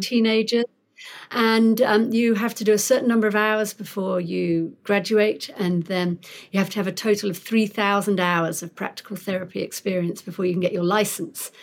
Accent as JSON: {"language": "English", "region": "London", "country": "United Kingdom", "tie": "born or raised there", "also_born_or_lived": "Sheffield", "moved": "as an adult", "lives_now": "Pasadena, United States", "said": "I'm not from round here. I'm originally from London"}